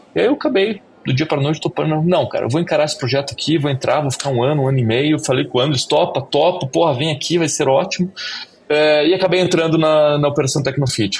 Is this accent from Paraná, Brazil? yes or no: yes; Curitiba, Paraná, Brazil; eu sou de Curitiba